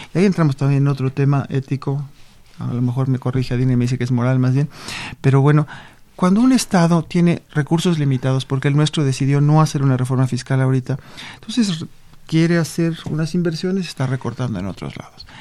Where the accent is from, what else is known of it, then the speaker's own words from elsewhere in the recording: Mexico; como mexicanos